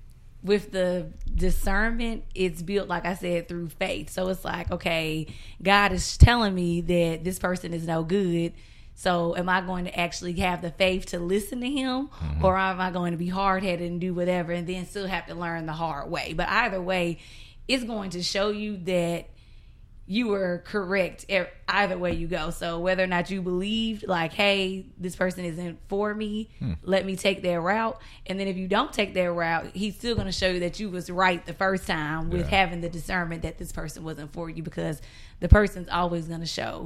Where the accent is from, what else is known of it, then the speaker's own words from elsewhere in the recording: South Carolina, United States; South Carolina.